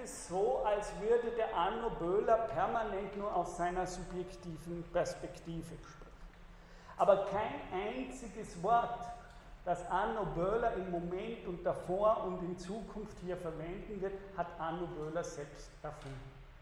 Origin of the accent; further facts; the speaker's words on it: Austria; wir in Österreich